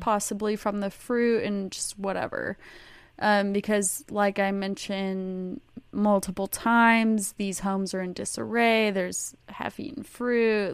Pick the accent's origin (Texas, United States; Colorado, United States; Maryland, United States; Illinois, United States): Texas, United States; I'm from Texas and Texas is huge